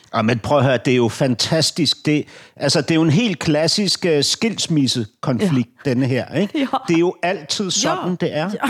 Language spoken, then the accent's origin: Danish; Denmark; jeg er som danskerne er flest